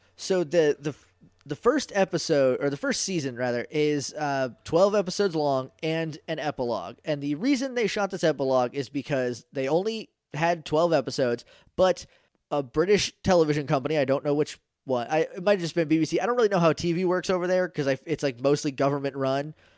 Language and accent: English; New Hampshire, United States; I'm from New Hampshire